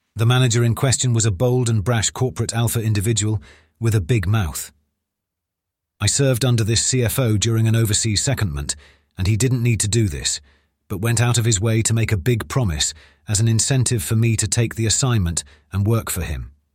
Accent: United Kingdom; when I returned to the U K

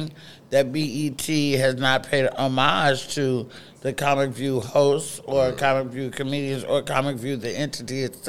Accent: Oakland, California, United States; Oakland, California, where I was raised

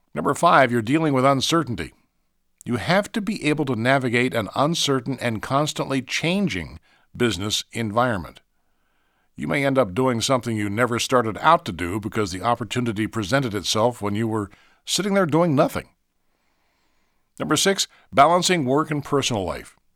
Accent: Marietta, Ohio, United States; when I was in elementary school in Marietta, Ohio, my hometown

